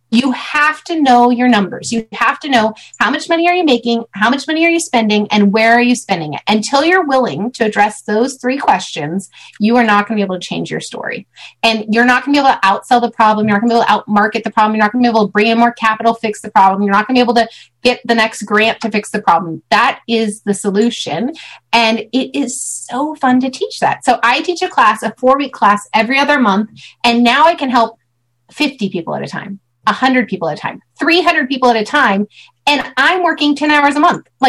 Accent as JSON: {"language": "English", "region": "California", "country": "United States", "said": "I'm from California."}